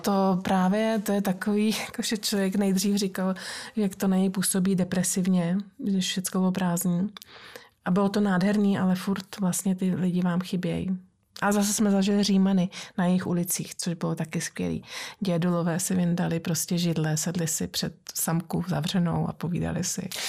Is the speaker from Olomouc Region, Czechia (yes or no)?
no; Prague, Czechia; moved away; jsem Pražačka